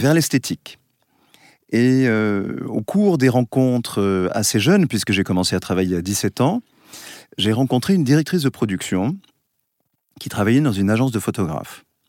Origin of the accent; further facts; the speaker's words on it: Basque Country, Nouvelle-Aquitaine, France; je viens du Pays Basque, on chante dans les villages